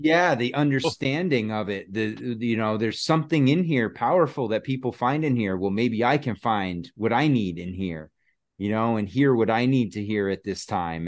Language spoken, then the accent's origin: English; Connecticut, United States; moved away as an adult; now in Massachusetts, United States; I'm from Connecticut, and that's where my family was, you know, we were living